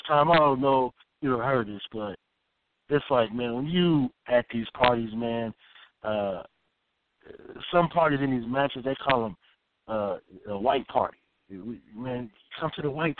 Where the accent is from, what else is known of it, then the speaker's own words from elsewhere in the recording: Oakland, California, United States; I'm from Oakland, man. We ain't, you know what I'm saying? We some players from Oakland